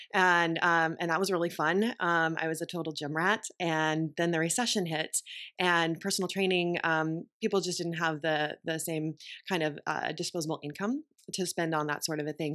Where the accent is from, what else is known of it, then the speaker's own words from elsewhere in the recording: Texas, United States; moved away as an adult; also born or lived in Austin, Texas / Boston; I grew up in Texas